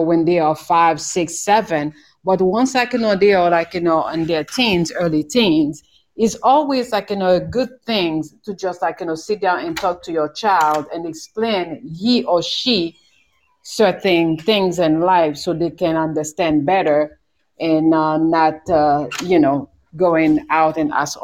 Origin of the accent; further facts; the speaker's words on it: Haiti; moved away as an adult; also born or lived in New York; I was born in Haiti. The island, and in the Caribbean. So I grew up there